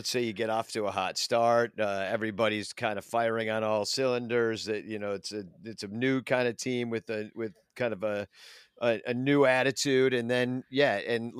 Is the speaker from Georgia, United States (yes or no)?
yes; Georgia, United States; Like, I don't know. I grew up in Georgia. What do I know?